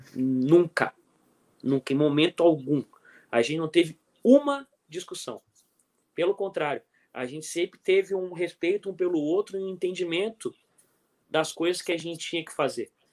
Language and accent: Portuguese; Brazil; eu sou do Brasil